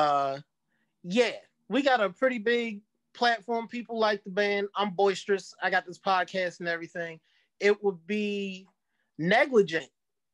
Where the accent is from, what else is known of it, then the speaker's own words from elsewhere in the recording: Dundalk, Maryland, United States; growing up in Dundalk and hanging out with just all types of people